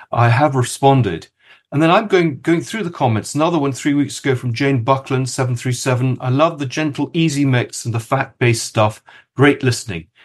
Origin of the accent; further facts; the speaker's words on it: Kenya; born there; Well, it's it's a subject that interests me because I was born in Kenya, uh, and my father knew many of the people that we're going to talk about.